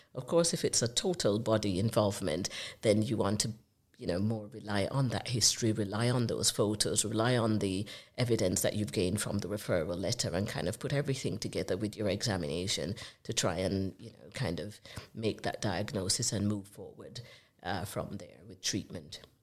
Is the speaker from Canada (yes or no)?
no; Jamaica; accent: Jamaican; now in United Kingdom; I'm from the Caribbean. Uh, you might recognize the accent as being from Jamaica.